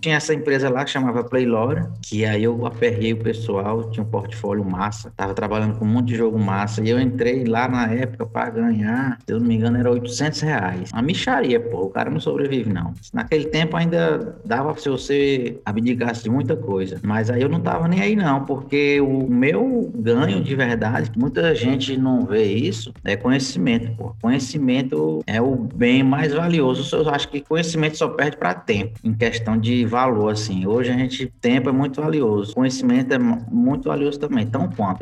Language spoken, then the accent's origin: Portuguese; Piauí, Brazil; moved away as an adult; also born or lived in Recife; eu sou aqui do Piauí, já rodei o Brasil, o mundo e voltei pra cá pro Piauí de novo